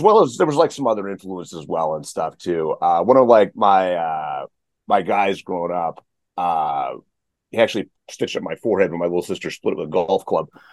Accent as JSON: {"language": "English", "region": "the Panhandle of Texas", "country": "United States", "tie": "born or raised there", "said": "I grew up in Texas. So I'm from the uh, the Panhandle of Texas, little tiny town"}